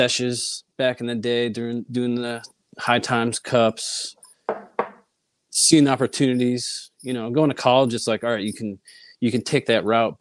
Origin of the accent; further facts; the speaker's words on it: Connecticut, United States; moved away as an adult; also born or lived in Boston / California; I grew up in Connecticut, small town